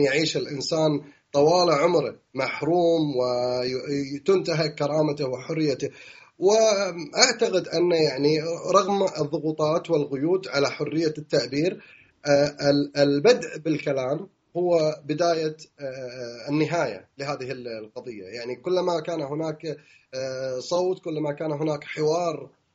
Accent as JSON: {"language": "Arabic", "country": "Kuwait", "moved": "as an adult", "lives_now": "London, United Kingdom", "said": "عندنا في الكويت"}